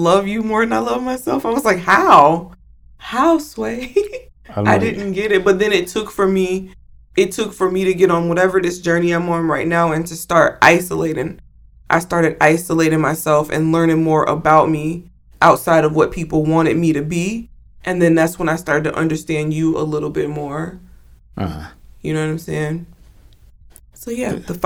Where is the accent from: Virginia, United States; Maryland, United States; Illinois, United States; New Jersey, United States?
Illinois, United States; Chicago; moved away as an adult; also born or lived in Georgia; being from, where, you know, from the Chicagoland area and coming back here